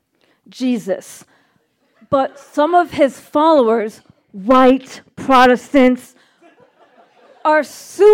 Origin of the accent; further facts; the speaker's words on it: Brooklyn, New York, United States; accent: Jew from Brooklyn; now in Colorado, United States; I'm a Jew from Brooklyn. I talk like a Jew